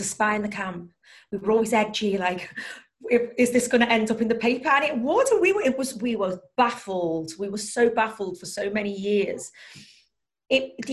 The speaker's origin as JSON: {"language": "English", "town": "Liverpool", "region": "North West England", "country": "United Kingdom", "tie": "born or raised there", "said": "I was born and raised in Liverpool."}